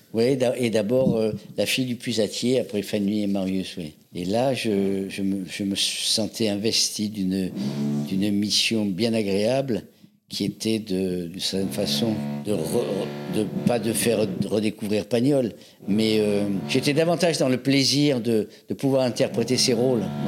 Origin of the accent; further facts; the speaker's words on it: Avignon, Provence-Alpes-Côte d'Azur, France; moved away as an adult; also born or lived in Algiers / Paris; Je suis né à Alger. Mes parents étaient chanteurs d'opéra, avignonnais d'origine, et c'est là qu'ils m'ont fait naître. Ils m'ont fait naître à Alger, et j'ai grandi dans le sud de la France, à Avignon